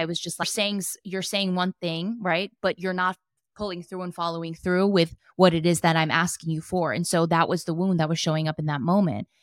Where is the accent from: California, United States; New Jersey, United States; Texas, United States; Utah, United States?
New Jersey, United States; moved away as an adult; also born or lived in New York / Los Angeles; now in San Diego, United States; born and raised in Jersey and lived in New York for a long time